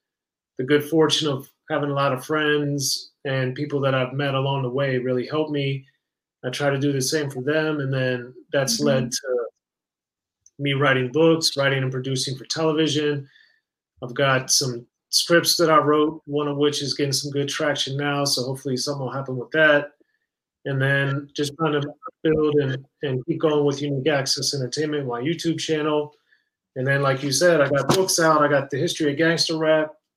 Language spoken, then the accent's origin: English; Maryland, United States; moved away as an adult; also born or lived in Cincinnati, Ohio; I was born and raised in Maryland, right in between Baltimore and Washington